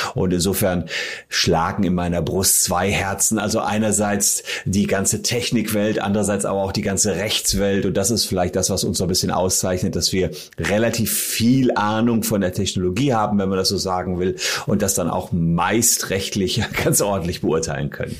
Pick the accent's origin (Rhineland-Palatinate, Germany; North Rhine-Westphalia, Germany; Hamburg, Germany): North Rhine-Westphalia, Germany; Gevelsberg; in meiner Heimatstadt Gefelsberg